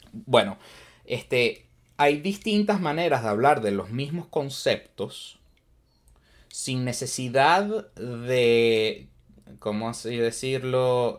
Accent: Venezuela; now in United States

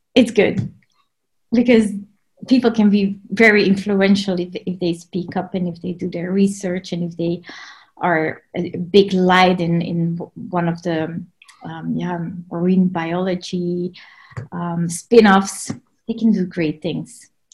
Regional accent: Belgium; moved away as an adult; also born or lived in Grand Cayman; now in West Sussex, United Kingdom; I am from Belgium. So that's where I was born and raised

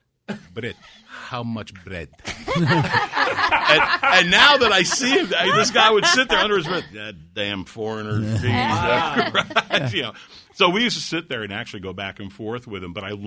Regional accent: United States; I was born in America, but I couldn't – I mean, I was homeschooled.

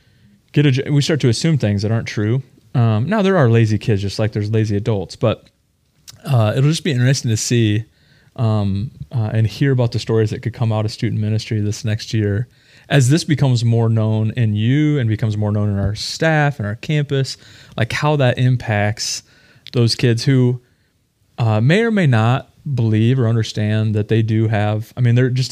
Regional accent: Midwestern American, United States; a Midwestern American

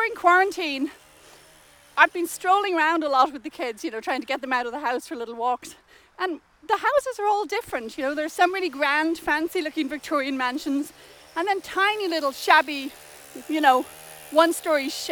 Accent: Dublin, Leinster, Ireland; moved away as an adult; also born or lived in Cambridge, England; now in London, Canada; I'm from Dublin, and when I was 20, I went to England to do a PhD at Cambridge

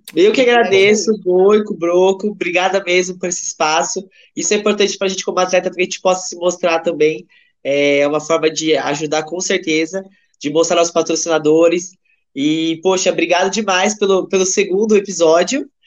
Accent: Cabreúva, São Paulo, Brazil; eu sou de Cabreúva

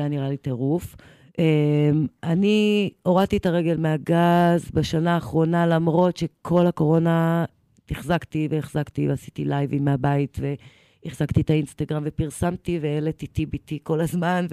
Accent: Eilat, Southern District, Israel; moved away; also born or lived in Jerusalem; גדלתי באילת, כן. אחרי זה בירושלים

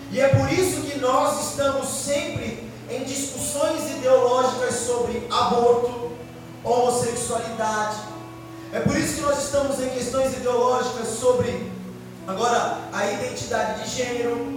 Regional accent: Brazil; Nós nascemos no Brasil.

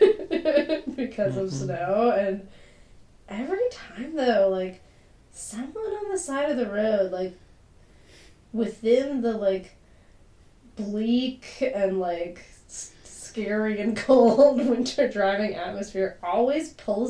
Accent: Massachusetts, United States; now in Pittsburgh, United States; I'm from Massachusetts

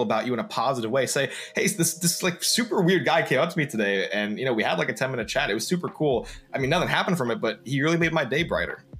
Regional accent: New York, United States; I'm a New Yorker

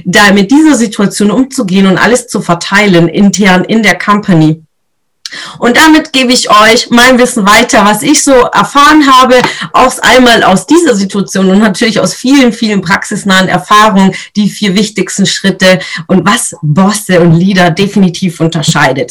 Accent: Swabia, Germany; ich bin Schwäbin, also da schafft man im Schwabenland

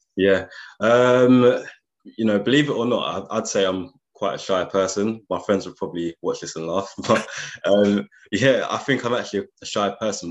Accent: London, United Kingdom; moved away as an adult; also born or lived in Nottingham; I'm originally from London, so that was a big jump moving from London to Nottingham

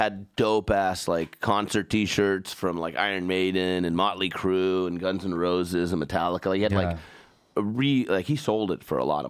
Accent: Iran; moved away; I'm from Iran

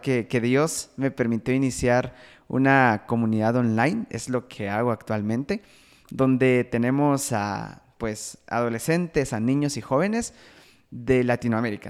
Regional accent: Guatemala; Soy de Guatemala

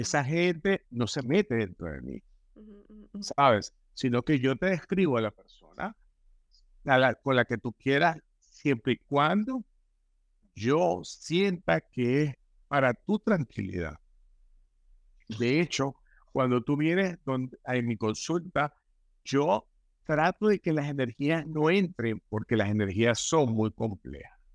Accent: Venezuela; decimos en Venezuela

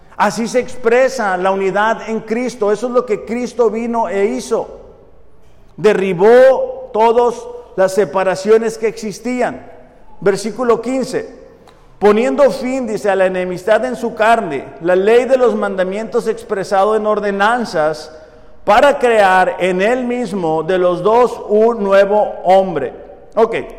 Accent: Mexico; nacimos en México

